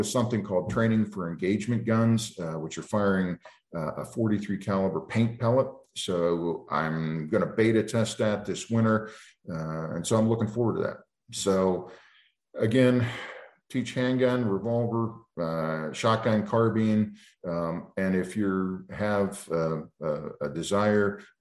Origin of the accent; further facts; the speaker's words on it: East Coast, United States; now in Montana, United States; I grew up on the East Coast, and it's just a different world.